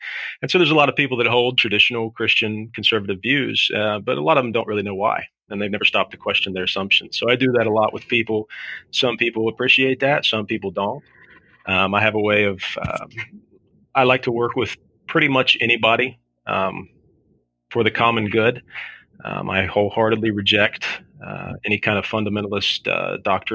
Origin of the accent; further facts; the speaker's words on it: South Shore, Kentucky, United States; moved away as an adult; now in Southern Ohio, United States; I grew up on the Kentucky side and migrated over here to Ohio after I got married